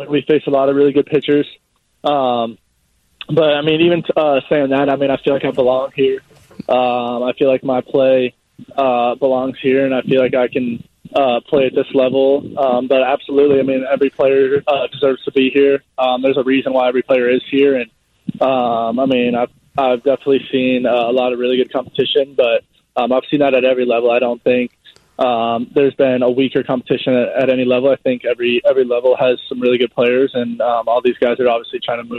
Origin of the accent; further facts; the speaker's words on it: Michigan, United States; Yeah, my whole family is born and raised in Michigan.